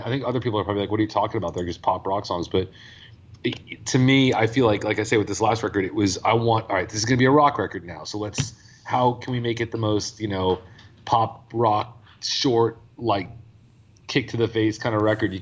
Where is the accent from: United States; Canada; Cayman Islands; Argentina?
United States; New York; moved away; I'm from New York originally